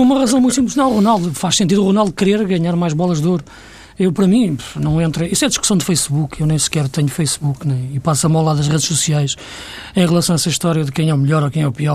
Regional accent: Portugal; para nós que somos portugueses

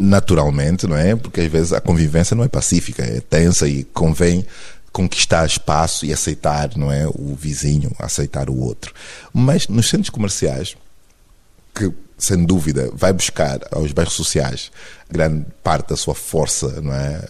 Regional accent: Angola; now in Lisbon, Portugal; sou angolano

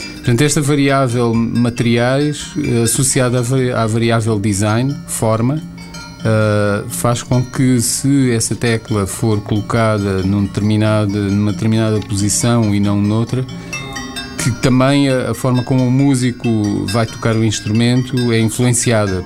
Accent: Angola; moved away; also born or lived in Portugal; angolano porque nasci em Angola e vivi em Angola

